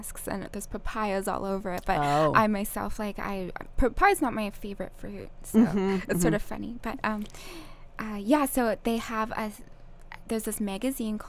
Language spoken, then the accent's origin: English; Okanagan, British Columbia, Canada; moved away as an adult; also born or lived in Vancouver, Canada / Tofino, Canada; now in Kauai, United States; I'm Canadian. Mm. I grew up in the Okanagan